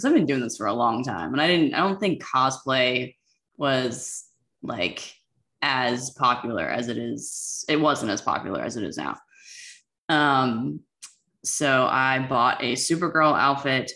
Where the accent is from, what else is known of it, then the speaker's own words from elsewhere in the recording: United States; Washington, D.C., Metro, VA, Maryland area. I don't really want to say like exactly where, but in that area